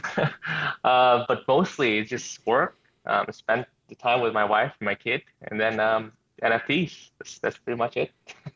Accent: Indonesia; English is a second language; also born or lived in United States; Yeah, so I'm from Indonesia, but I studied in the States for 4 years, which is why I can speak English and all that. But I'm from Indonesia, so it's 1:15 a.m. here.

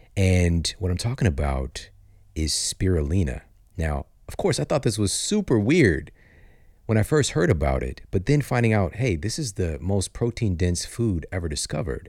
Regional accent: St. Louis, Missouri, United States; I'm from Saint Louis

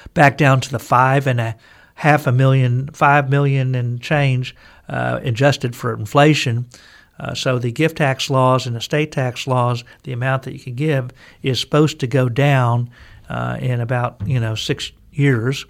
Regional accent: Texas, United States; I'm a Texan, native Texan

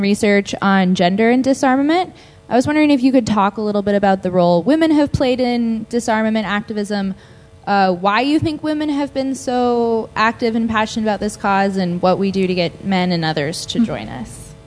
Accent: United States; I'm from the United States

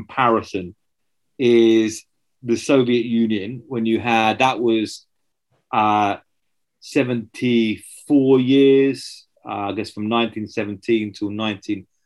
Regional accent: just outside of Brighton, South East England, United Kingdom; I grew up just outside of Brighton in Southeast England

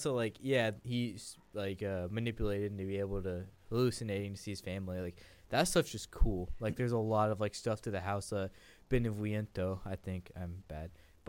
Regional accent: Kentucky, United States; I can say that I'm from Kentucky

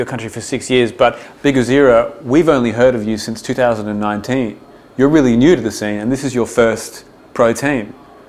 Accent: Australia

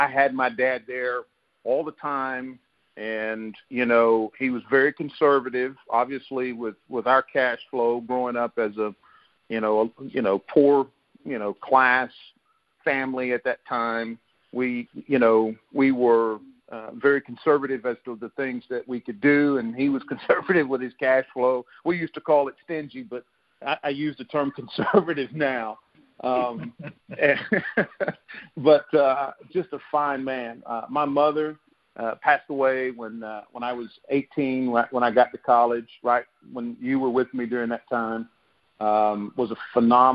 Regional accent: Fletcher, North Carolina, United States; I grew up in Fletcher, North Carolina, which is like 7 miles from Asheville

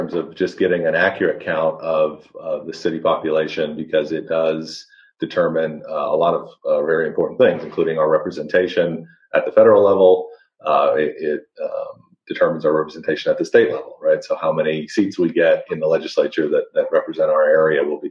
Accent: Stillwater, Oklahoma, United States; also born or lived in St. Louis; I'm from Stillwater originally, grew up here.

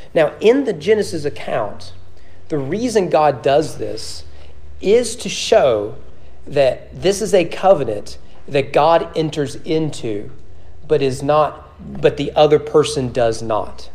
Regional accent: Owen County, Kentucky, United States; now in Frankfort, United States; growing up in Owen County

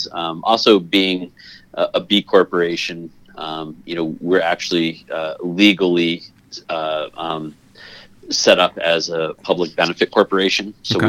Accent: Toledo, Ohio, United States; born there; also born or lived in Connecticut / California; So I was born in Ohio, just outside of Toledo, Ohio, in 1973. And my dad's job moved us around a lot. So I've lived in Connecticut and California, Ohio, et cetera.

